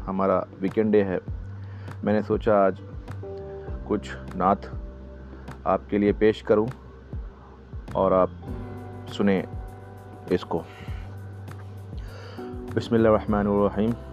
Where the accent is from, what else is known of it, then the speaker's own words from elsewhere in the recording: Samastipur, Bihar, India; मेरे शहर समस्तीपुर आज भी मुसलमान रामनवमी के हिंदुओं को पानी जूस और शरबत पिलाते हैं